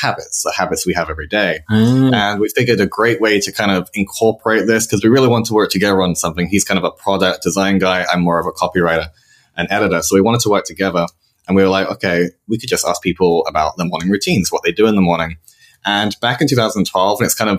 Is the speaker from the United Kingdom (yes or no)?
yes; United Kingdom; moved away as an adult; also born or lived in London / Spain; now in San Francisco, United States; I'm British, like yourself, but I've been living here in San Francisco for about 3.5 years now